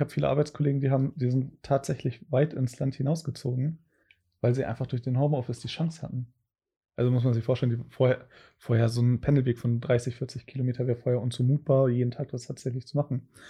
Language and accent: German; Cuxhaven, Lower Saxony, Germany; moved away; wir kommen beide aus Cuxhaven